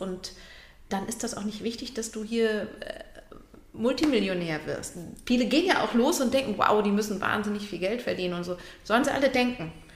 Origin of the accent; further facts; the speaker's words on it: Lübeck, Schleswig-Holstein, Germany; now in Hamburg, Germany; ich bin aus Lübeck